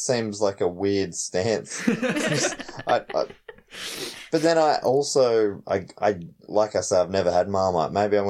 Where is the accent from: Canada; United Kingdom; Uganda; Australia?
Australia; from Australia.